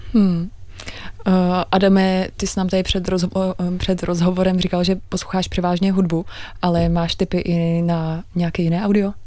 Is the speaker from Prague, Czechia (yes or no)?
yes; Prague, Czechia; jsem se narodila v Praze